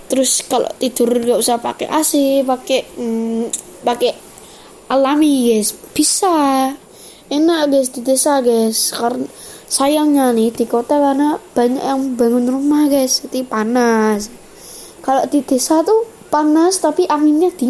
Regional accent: Temanggung, Central Java, Indonesia; tuh di desa saya di mana ya di Magelang Temanggung ya tempatnya

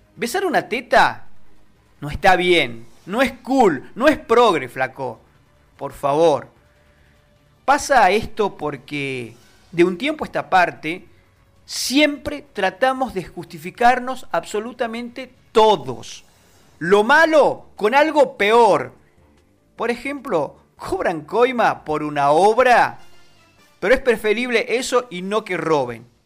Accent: Argentina; habla de Argentina, habla de nosotros

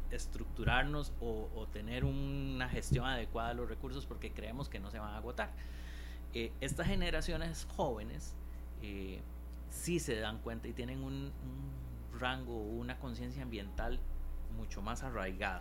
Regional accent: Costa Rica; also born or lived in Goicoechea; de nosotros como costarricenses, ¿verdad? Incluyéndome

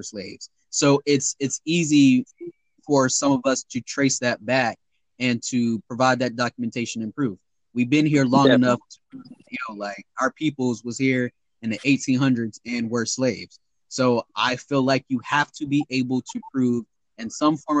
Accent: Laurens, South Carolina, United States; I'm from Lawrence, South Carolina

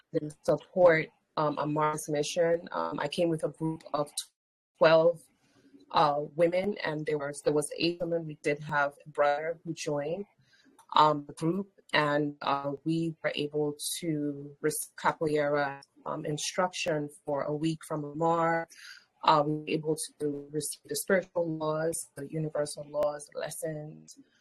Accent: Nigeria; now in United States; I'm born in the United States. I grew up in Nigeria

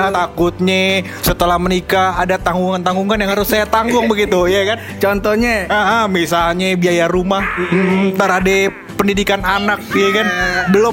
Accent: Depok, West Java, Indonesia; Ultras Persikat Persatuan uh, Sepak Bola Kota Depok Depok lo Anda jangan mencela-cela kota saya kebanggaan saya itu

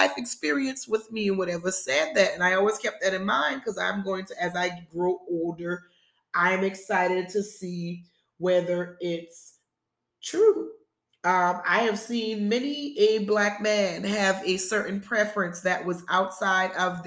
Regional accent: South Carolina, United States; moved away as an adult; also born or lived in Charlotte, North Carolina; being born and raised in South Carolina

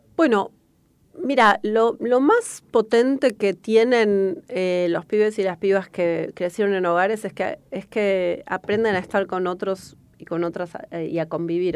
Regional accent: Argentina

